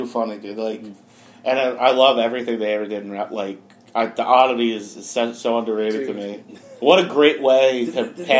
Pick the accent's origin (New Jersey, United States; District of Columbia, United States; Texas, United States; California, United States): New Jersey, United States; Secaucus; I grew up in a town about 15 minutes out of New York City called Secaucus, New Jersey.